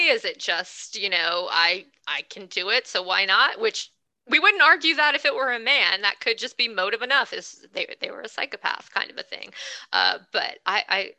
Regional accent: the South, United States; I'm a Southerner, I'm a redneck

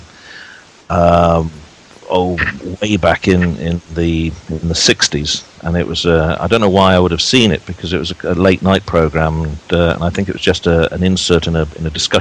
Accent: Cardiff, Wales, United Kingdom; now in Maidstone, United Kingdom; having been born and bred in Cardiff and at that stage still living there

